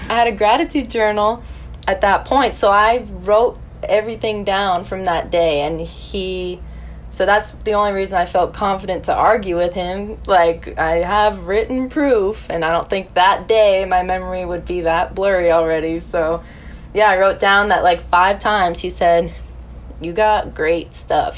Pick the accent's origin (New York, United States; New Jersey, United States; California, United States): New Jersey, United States; West Milford; moved away as an adult; now in Nashville, United States; I'm from West Milford, New Jersey